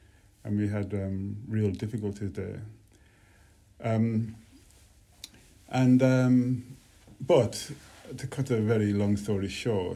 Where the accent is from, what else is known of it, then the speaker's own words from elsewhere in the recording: Birmingham, West Midlands, United Kingdom; growing up in Birmingham